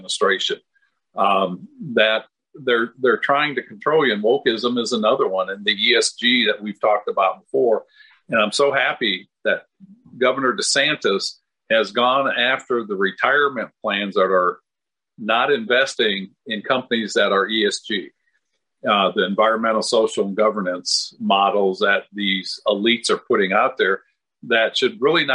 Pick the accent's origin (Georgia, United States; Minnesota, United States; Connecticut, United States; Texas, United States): Minnesota, United States; moved away; I was born in Minnesota, and we lived right on the Mississippi River. I'm 67, so I remember the river icing up